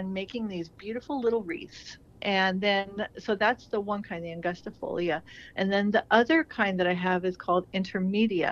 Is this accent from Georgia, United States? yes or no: no; California desert, United States; moved away as an adult; also born or lived in San Diego; now in Willamette Valley, Oregon, United States; I grew up in the California desert